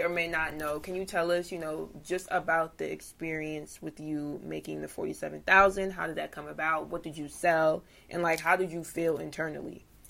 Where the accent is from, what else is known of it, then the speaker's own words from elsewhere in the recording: New Jersey, United States; I'm from Jersey